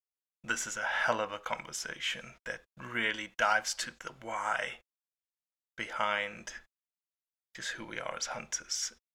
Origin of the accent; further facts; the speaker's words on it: South Africa; I'm South African